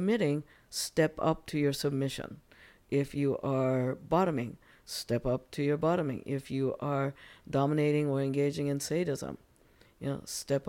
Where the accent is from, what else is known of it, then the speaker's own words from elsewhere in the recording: United States; You know, at any moment, I am Japanese American.